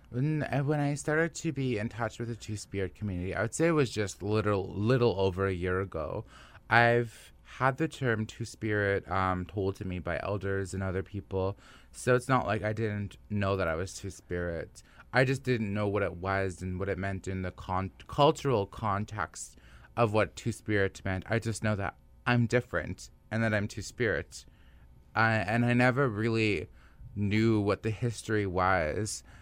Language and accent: English; Nisichawayasihk Cree Nation, Manitoba, Canada; now in Winnipeg, Canada; I was growing up in the Nishichi-Waititi Korean Nation